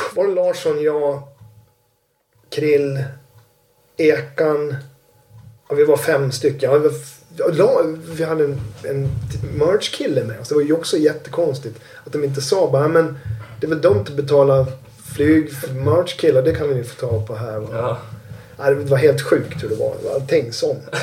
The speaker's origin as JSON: {"language": "Swedish", "country": "Sweden", "said": "som svensk"}